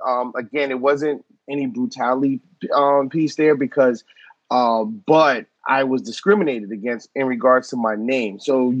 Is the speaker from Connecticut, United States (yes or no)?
yes; Norwalk, Connecticut, United States; born there; I was born in Norwalk, Connecticut.